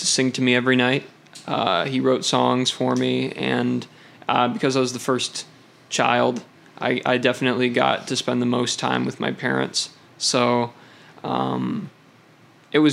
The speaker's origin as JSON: {"language": "English", "town": "Hastings", "region": "Michigan", "country": "United States", "tie": "born or raised there", "moved": "yes", "said": "because my dad is a minister, I have moved around quite a bit. Not as, you know, probably about as much as most people, but I grew up in Hastings, Michigan"}